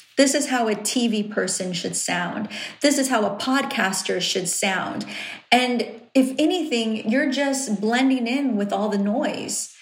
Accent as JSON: {"language": "English", "town": "Riverside", "region": "California", "country": "United States", "tie": "born or raised there", "accent": "valley", "said": "I'm from Riverside and I sound valley? Like, that's where I was born and raised."}